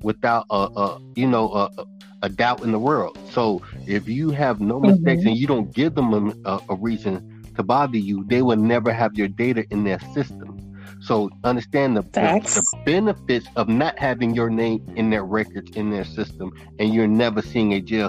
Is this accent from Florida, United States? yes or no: yes; Naples, Florida, United States; also born or lived in Immokalee, Florida; Originally, I was born in Naples, Florida, N-A-P-L-E-S, Naples, Florida. It's a rich community. We had our little you know, section of just